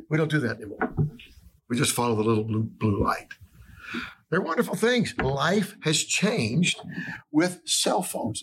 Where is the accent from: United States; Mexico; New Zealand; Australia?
United States; Atlanta, Georgia; moved away as an adult; I'm from Atlanta, Georgia, Atlanta, Georgia area